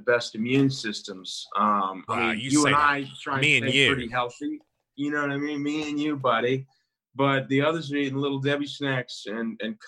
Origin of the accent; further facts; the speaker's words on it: North Carolina, the South, United States; moved away as an adult; also born or lived in New York; I'm from the South